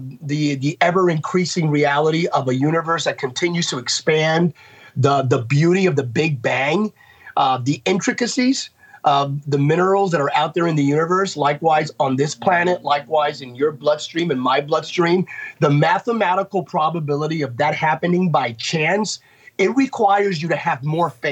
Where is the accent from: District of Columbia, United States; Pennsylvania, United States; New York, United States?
Pennsylvania, United States; Bethlehem; I'm a kid from Bethlehem, Pennsylvania